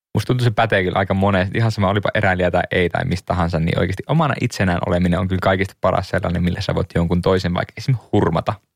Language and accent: Finnish; Liminka, North Ostrobothnia, Finland; also born or lived in Suomenlinna, Helsinki; now in Helsinki, Finland; Ei liminkaan, mistä mä oon kotoisin pohjoisesta